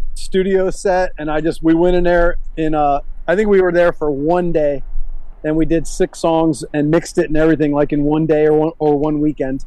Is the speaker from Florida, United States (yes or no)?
yes; Miami, Florida, United States; also born or lived in Brandon, Tampa, Florida; I was a 10 year old kid, 11 year old kid when we moved from Miami to Tampa